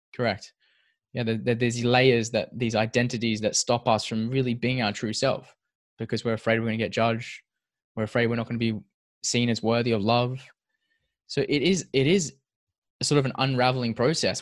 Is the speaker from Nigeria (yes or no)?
no; Perth, Western Australia, Australia; we're both from Perth. We're both Perth locals